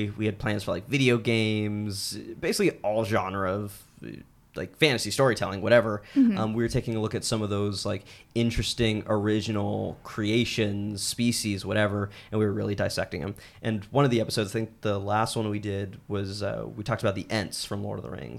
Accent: Los Angeles, California, United States; I'm from West LA.

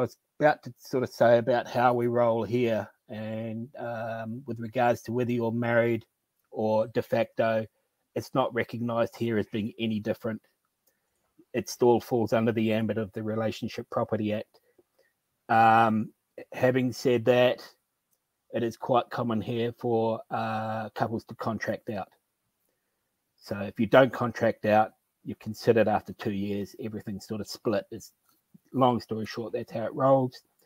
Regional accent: New Zealand; I'm from New Zealand.

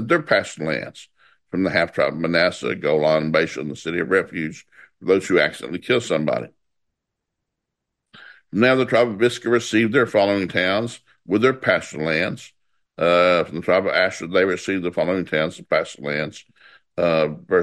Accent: the South, United States; I grew up in the South

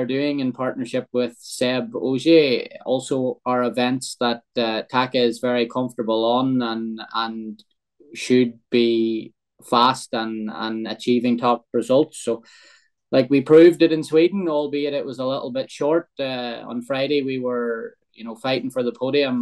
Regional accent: Ireland; growing up in Ireland

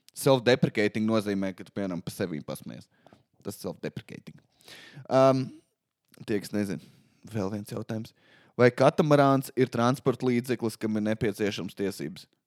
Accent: Valmiera, Valmiera Municipality, Latvia; Es nāku no Valmīras

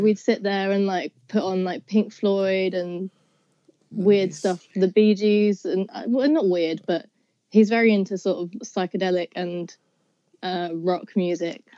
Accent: South East England, United Kingdom; I'm from Southeast England kind of near London, but not near enough to say that I'm actually from London

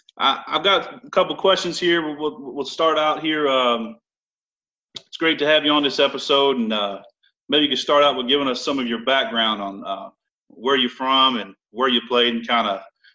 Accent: Florida, United States; I'm from Florida, so it's just flat.

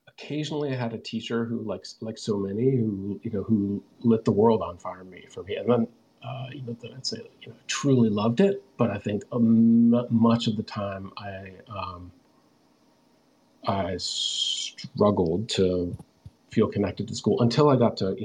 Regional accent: Bethesda, Maryland, United States; also born or lived in Washington, D.C.; I grew up just outside Washington, D.C. in a town called Bethesda, Maryland

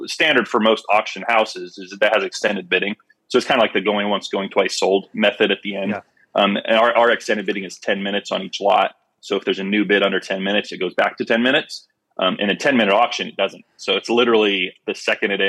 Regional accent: Phoenix, Arizona, United States; we grew up here in Phoenix going to church with the family

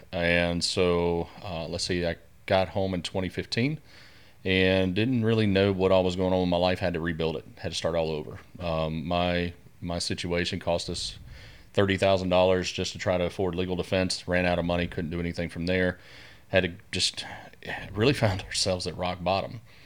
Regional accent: Keithville, Louisiana, United States; also born or lived in Denver, Colorado; I was born and raised here in the Shreveport area, uh, primarily out in Keithville, south of town, out in the sticks, if you will.

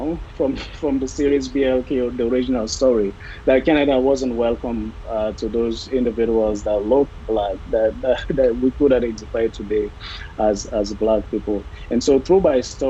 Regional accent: Sierra Leone; I am from Sierra Leone

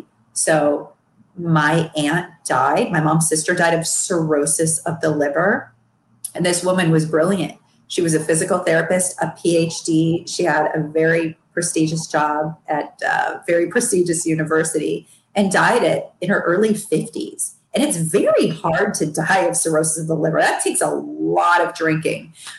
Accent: Midwest, United States; Although I grew up in the Midwest and pretty much every dinner my mother ever made was a sloppy Joe, ribs, steak, pork chops, shish kebab.

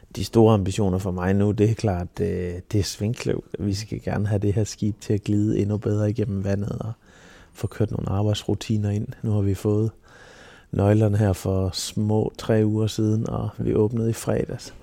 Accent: Silkeborg, Central Denmark Region, Denmark; moved away; nede fra Silkeborg af, hvor jeg er fra.

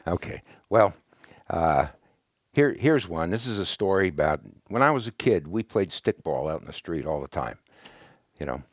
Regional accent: Brooklyn, New York, United States; moved away; also born or lived in California; when I was a kid growing up in Brooklyn

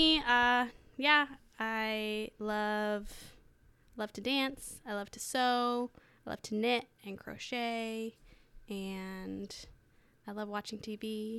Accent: New York City, New York, United States; born there; also born or lived in Hong Kong / Washington, D.C. / China / El Salvador; now in Lewis County, United States; I was born in New York City. I've lived in New York, Hong Kong, Washington, D.C., China, El Salvador, Canada, Kansas City, and now Lewis County for officially a little bit over a year.

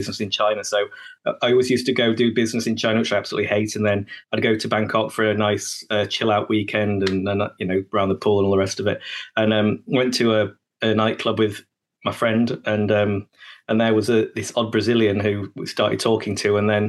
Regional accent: United Kingdom; I'm British

